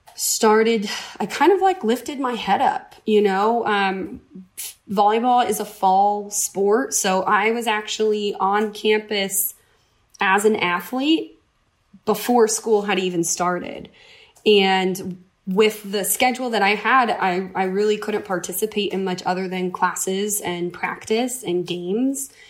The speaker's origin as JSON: {"language": "English", "region": "upstate New York", "country": "United States", "tie": "born or raised there", "also_born_or_lived": "Vermont", "moved": "as an adult", "lives_now": "California, United States", "said": "I'm originally from the East Coast. I grew up in upstate New York"}